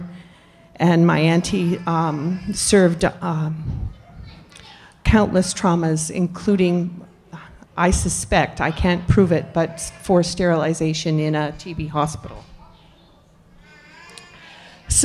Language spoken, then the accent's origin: English; Nipissing First Nation, Ontario, Canada; I'm from Nipissing First Nation, which is 3.5 hours north of Toronto.